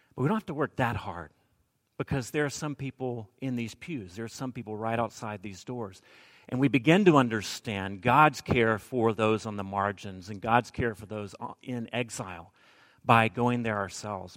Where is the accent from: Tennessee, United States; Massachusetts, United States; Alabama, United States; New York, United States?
Alabama, United States; moved away; I'm from Alabama